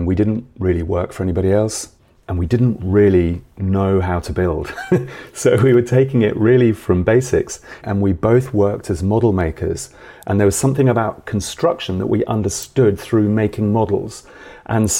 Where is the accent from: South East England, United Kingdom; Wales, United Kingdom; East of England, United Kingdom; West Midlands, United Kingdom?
South East England, United Kingdom; Milton Keynes; I grew up in Milton Keynes in the 70s and the 80s, like a new town